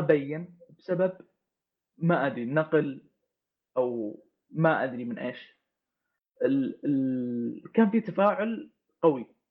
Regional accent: Saudi Arabia; انا كشخص سعودي

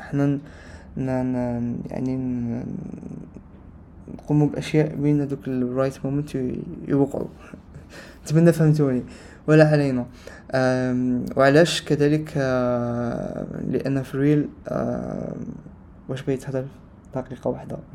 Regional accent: Algeria; انا جزائري من الجزائر وحنا في الجزائر ما نتكلموش آه، بكثير العربية فصحى

